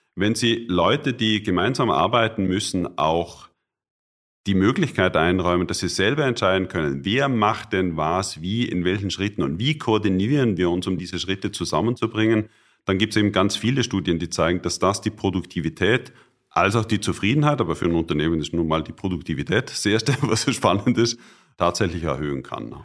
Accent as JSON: {"language": "German", "country": "Austria", "tie": "born or raised there", "also_born_or_lived": "Bonn / Cologne", "moved": "yes", "said": "ich als Österreicher"}